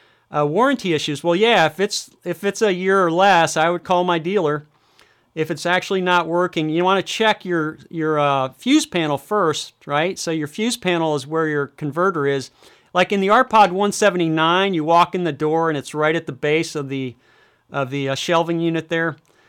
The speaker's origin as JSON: {"language": "English", "region": "Michigan", "country": "United States", "tie": "born or raised there", "said": "So here I'm going to do a quick search in my home state of Michigan."}